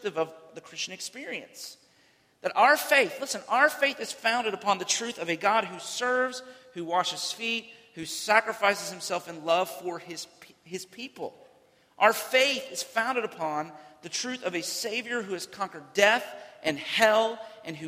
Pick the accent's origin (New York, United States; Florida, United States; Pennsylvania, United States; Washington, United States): Florida, United States; Central; I grew up in Central Florida